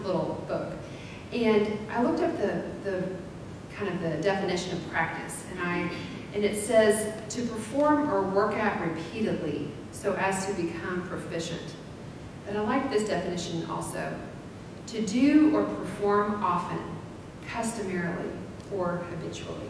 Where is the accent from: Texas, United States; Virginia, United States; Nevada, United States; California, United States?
Texas, United States; Abilene; I grew up in Abilene, in a small town